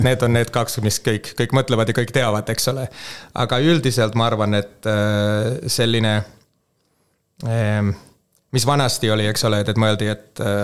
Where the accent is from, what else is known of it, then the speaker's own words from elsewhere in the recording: Helsinki, Uusimaa, Finland; Estonian is a second language; moved away as an adult; now in Tallinn, Estonia; mina kasvasin Soomes Helsingis kolmkümmend aastat, nelikümmend aastat tagasi